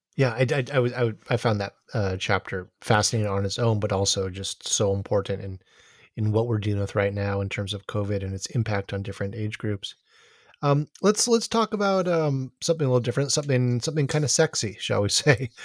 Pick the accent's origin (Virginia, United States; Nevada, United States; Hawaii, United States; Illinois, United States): Hawaii, United States; Honolulu; growing up in Honolulu